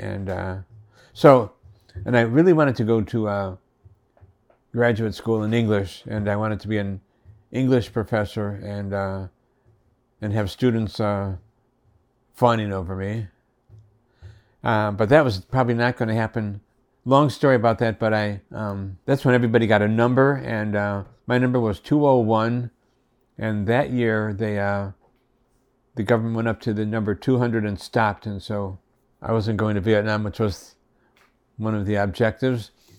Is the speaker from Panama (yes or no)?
no; Waterbury, Connecticut, United States; And I was raised in Waterbury, Connecticut, where I was born, and raised in a very strict Roman Catholic family, Latin Mass and all of that.